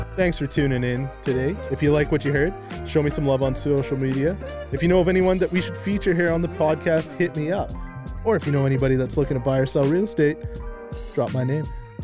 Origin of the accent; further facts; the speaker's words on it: Kamloops, British Columbia, Canada; also born or lived in Merritt; I was ten and we moved from Merritt to Kamloops